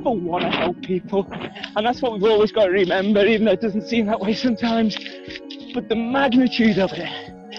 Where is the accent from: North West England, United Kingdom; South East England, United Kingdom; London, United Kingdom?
North West England, United Kingdom; Liverpool; I'm a veterinarian from Liverpool, England.